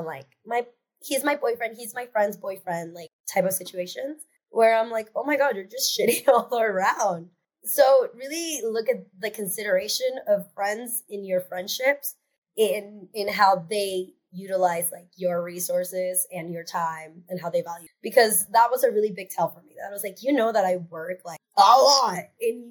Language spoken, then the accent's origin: English; Seattle, Washington, United States; growing up in Seattle